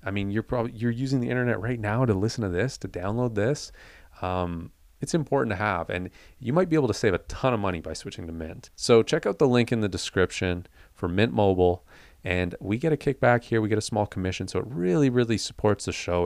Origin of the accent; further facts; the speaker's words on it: Canada; I'm Canadian